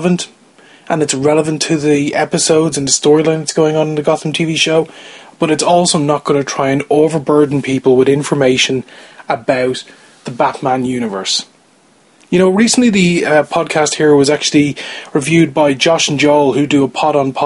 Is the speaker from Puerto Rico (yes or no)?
no; Ireland; I'm Irish, I'm not from the UK